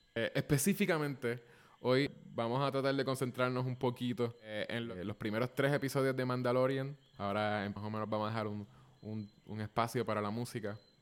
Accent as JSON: {"language": "Spanish", "country": "Puerto Rico", "also_born_or_lived": "San Francisco", "said": "somos los dos puertorriqueños. Yo estoy en Puerto Rico"}